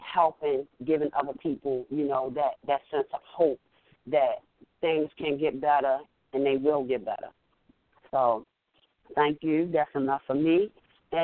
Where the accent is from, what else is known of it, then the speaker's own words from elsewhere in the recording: Baltimore, Maryland, United States; I am from Baltimore, Maryland